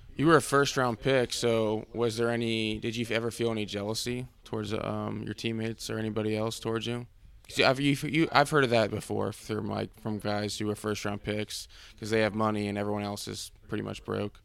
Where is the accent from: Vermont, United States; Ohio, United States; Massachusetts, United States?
Ohio, United States; Cincinnati; I'm from Cincinnati